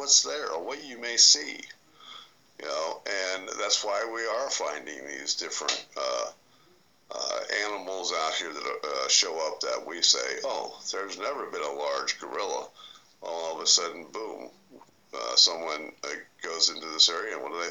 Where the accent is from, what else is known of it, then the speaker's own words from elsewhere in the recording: West Virginia, United States; I was born in West Virginia